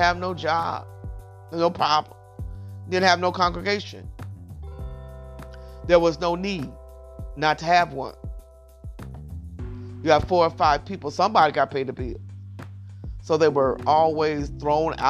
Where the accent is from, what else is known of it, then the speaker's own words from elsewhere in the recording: Keene, Kentucky, United States; moved away; I came from King, Kentucky, and at one time, they didn't have any running water in the houses